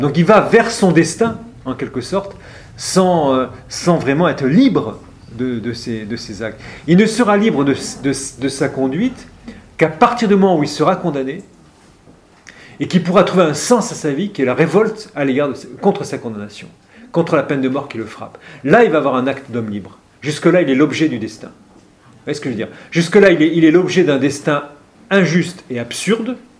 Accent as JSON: {"language": "French", "town": "Oran", "region": "Oran Province", "country": "Algeria", "tie": "born or raised there", "moved": "yes", "said": "je suis originaire de, d'Algérie"}